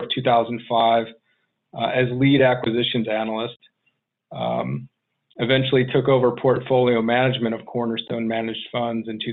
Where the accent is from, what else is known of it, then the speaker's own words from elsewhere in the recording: Chicago, Illinois, United States; moved away as an adult; also born or lived in Arizona; I grew up just outside of Chicago, joined the Air Force immediately after high school